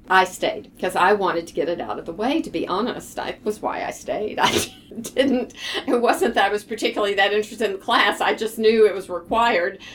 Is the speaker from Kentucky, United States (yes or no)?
yes; Lexington, Kentucky, United States; now in Houston, United States; I was born and raised in Lexington